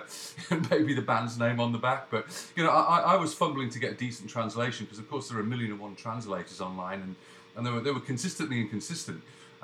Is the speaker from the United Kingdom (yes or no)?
yes; England, United Kingdom; now in Canada; Well, I'm English. It was very confusing. I'm English, I live in Canada, and I'm communicating with you through a Google account that's based in New York.